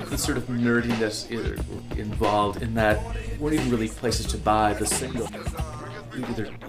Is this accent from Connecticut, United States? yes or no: no; Milwaukee, Wisconsin, United States; moved away as an adult; also born or lived in Chicago; I was originally from Milwaukee, and then came to Chicago to go to the UC.